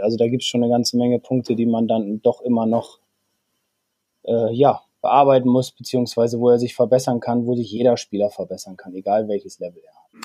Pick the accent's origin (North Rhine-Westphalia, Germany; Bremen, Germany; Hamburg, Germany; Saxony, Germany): Bremen, Germany; also born or lived in Flesensee / Sieke; Ich bin gebürtiger Bremer